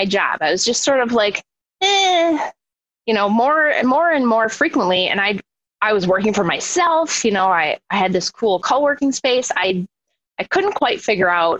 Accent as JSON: {"language": "English", "town": "Milwaukee", "region": "Wisconsin", "country": "United States", "tie": "born or raised there", "moved": "yes", "lives_now": "Minneapolis, United States", "said": "I grew up in Milwaukee, Wisconsin."}